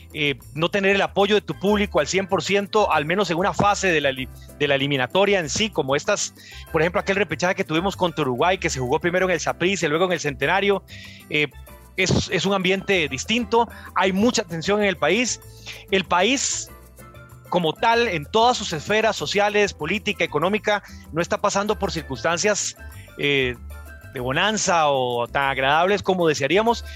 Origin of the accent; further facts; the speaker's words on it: Costa Rica; desde el lado costarricense